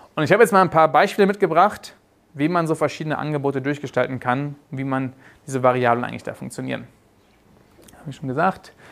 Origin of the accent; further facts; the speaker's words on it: Germany; moved away as an adult; also born or lived in South Africa; mich haben früher meine Kollegen in Südafrika immer mit als Deutscher den, den, den UTM-Nazi genannt